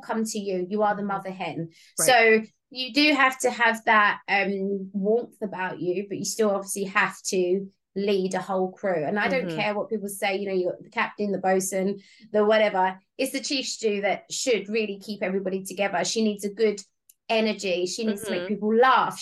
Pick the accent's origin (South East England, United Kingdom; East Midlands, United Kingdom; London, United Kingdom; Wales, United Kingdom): London, United Kingdom; moved away as an adult; I'm originally from Southeast London